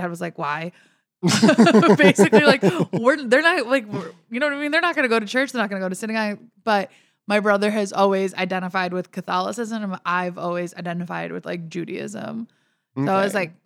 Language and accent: English; Chicago, Illinois, United States; I grew up in Chicago